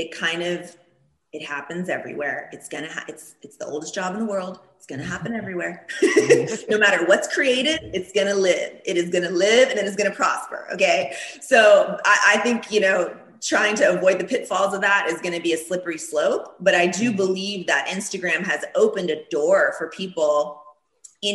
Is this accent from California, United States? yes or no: no; Florida, United States; first language Turkish; English is a second language; now in Los Angeles, United States; in Florida, everybody was speaking Spanish growing up